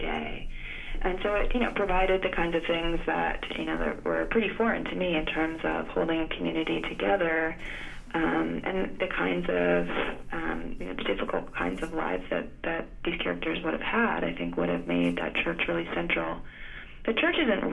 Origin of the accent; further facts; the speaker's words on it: Florida, United States; also born or lived in Greece / Georgia; was born in Greece and grew up in Florida, which isn't really the Deep South, but spent quite a bit of time in Georgia growing up